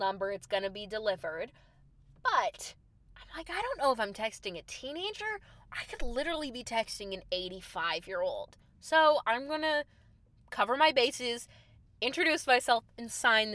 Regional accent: Chicago, Illinois, United States; moved away as an adult; also born or lived in New York; I am … from Chicago

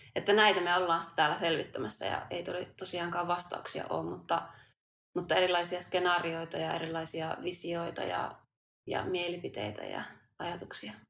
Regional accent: Kuusamo, North Ostrobothnia, Finland; now in Tampere, Finland; me ollaan vähän samalta suunnilta kotoisin. Mä oon Kuusamosta ja maaseudulta myös muuttanut tänne Tampereen kaupunkiin

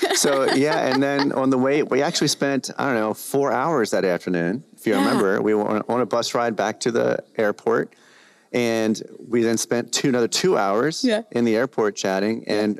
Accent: Baltimore, Maryland, United States; born there; also born or lived in New Jersey; now in California, United States; Like, for example, myself, I was born in Baltimore and then I moved to New Jersey. Then I met my wife. I moved to California.

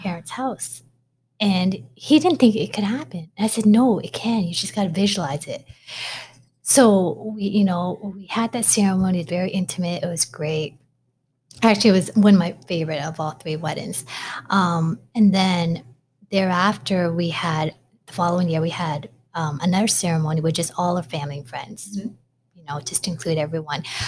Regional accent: Toronto, Ontario, Canada; I was born in Toronto, Ontario, up in Canada

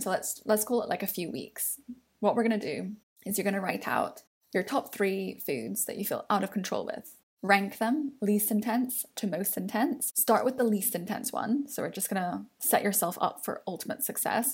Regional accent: London, United Kingdom; as a Londoner

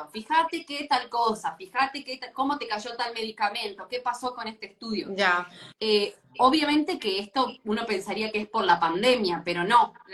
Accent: Argentina; moved away as an adult; now in Punta del Este, Uruguay; soy argentina igual, ¿eh? Claro, soy argentina, pero me mudé hace dos años a, a Uruguay con mi familia.

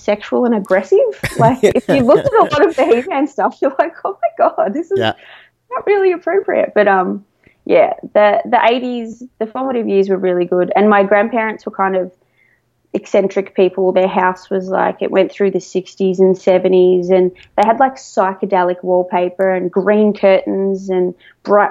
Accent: Melbourne, Victoria, Australia; I'm from Melbourne, Australia.

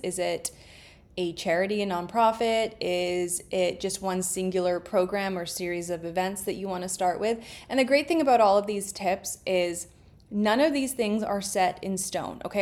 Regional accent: Canada; I'm Canadian

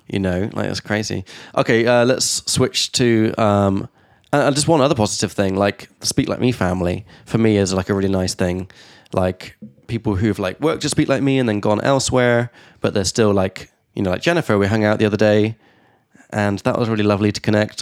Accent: England, United Kingdom; now in Prague, Czechia; from England

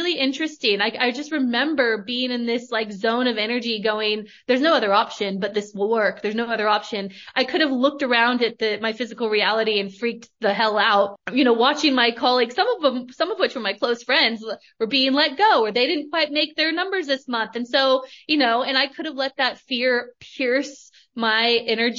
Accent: Northern California, United States; now in Australia; I grew up in Northern California. I currently live in Australia, but I grew up in Northern California, small town girl

